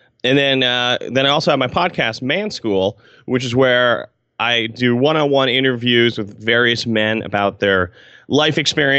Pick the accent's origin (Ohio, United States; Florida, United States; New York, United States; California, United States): New York, United States; Albany; And I'm from Albany, New York, which is the capital of New York State, not to brag, if you did not know that.